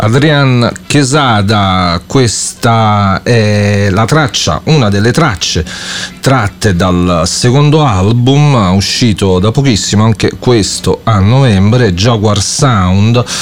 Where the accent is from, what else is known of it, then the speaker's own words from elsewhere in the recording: Campania, Italy; also born or lived in Naples; io sto a Napoli e sono, e sono campano